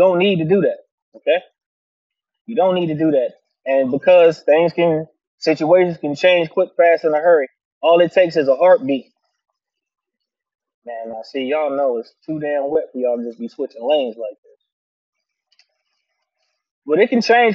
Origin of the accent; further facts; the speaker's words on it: Virginia, United States; Virginia, by most accounts, people don't consider this the South, but it is. We don't have deep accents like that to a degree